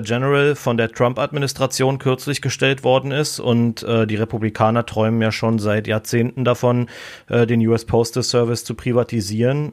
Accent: Berlin, Germany; moved away as an adult; now in United States; ich bin in Berlin geboren

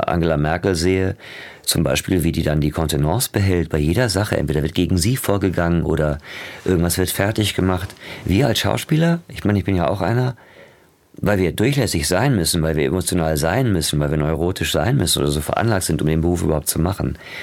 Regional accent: Ruhr area, North Rhine-Westphalia, Germany; Das war halt so Ruhrgebiet wie jetzt auch, das Armenhaus quasi ähm, der BRD. Jetzt ist es das Armenhaus von Gesamtdeutschland da wo ich aufgewachsen bin

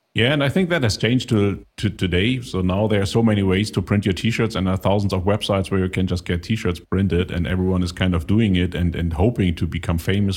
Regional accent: Germany; I'm from Germany

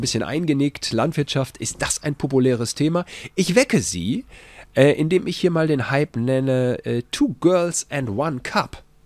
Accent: Gütersloh, North Rhine-Westphalia, Germany; auch bei uns in Gütersloh.

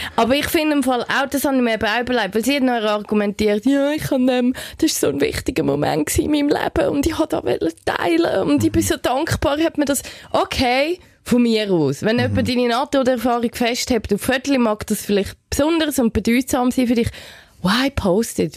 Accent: Switzerland; bei uns in der Schweiz

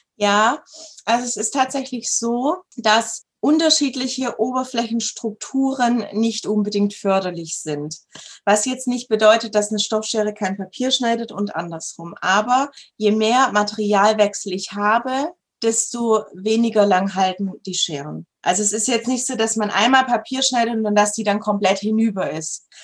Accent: Southern Germany, Germany; ich komme aus Süddeutschland.

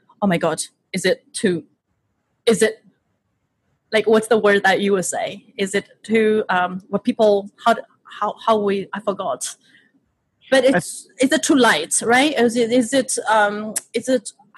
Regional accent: Shanghai, China; moved away as an adult; now in United States; I am born and raised in Shanghai, China, and I moved to the United States not until when I was 20.

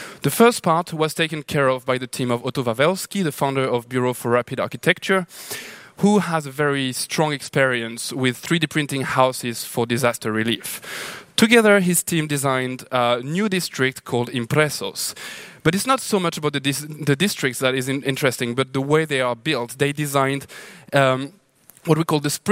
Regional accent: Lahore, Punjab, Pakistan; also born or lived in New Delhi, India; now in Sao Paulo, Brazil; I'm from Lahore, Pakistan

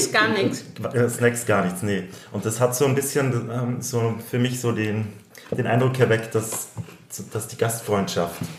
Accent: Carinthia, Austria; accent: Austrian; moved away as an adult; also born or lived in Vienna; Ich bin Österreicher, wie du an meinem äh, Dialekt vielleicht schnell hören wirst können, bin ich aus Österreich. Ich bin aus dem Süden Österreichs, aus Kärnten. Dort bin ich aufgewachsen

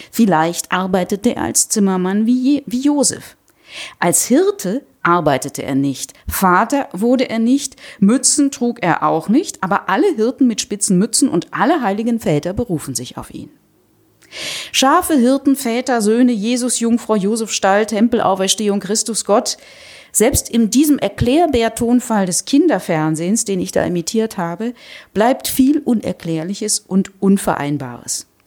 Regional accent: Rhineland, Germany; sonst könnte ich es echt als Rheinländerin nicht aushalten.

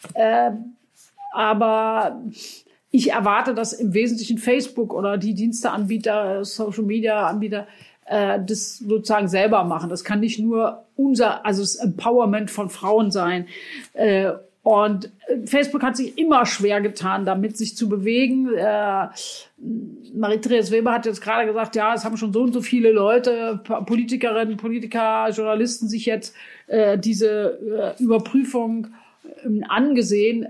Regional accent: Germany; bei uns in Deutschland

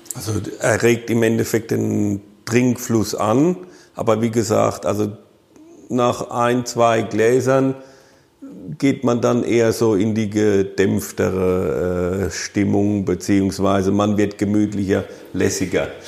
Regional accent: Rhineland-Palatinate, Germany; bei uns in der Pfalz

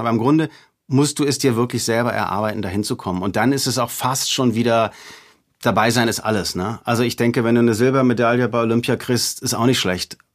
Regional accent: Hamburg, Germany; in Hamburg durch die Gegend gefahren, wo ich aufgewachsen bin

